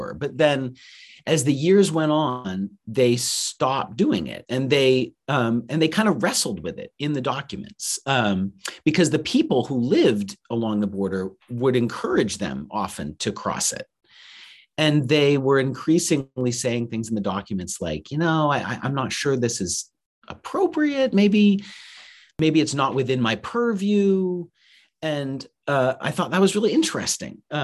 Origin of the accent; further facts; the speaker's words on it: Farmington, Maine, United States; I'm from Maine originally, so I'm from Farmington, Maine